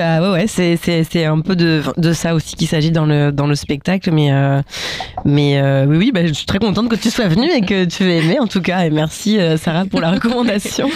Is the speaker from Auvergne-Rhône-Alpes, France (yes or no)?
no; Normandy, France; moved away; also born or lived in Paris; de mon enfance euh, en Normandie et donc euh, ce que ce que c'est d'être euh, une petite fille métisse qui grandit à la campagne